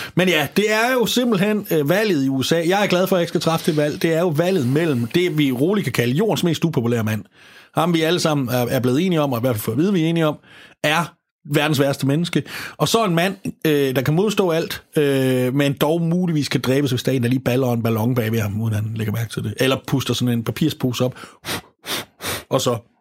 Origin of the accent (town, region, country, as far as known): Denmark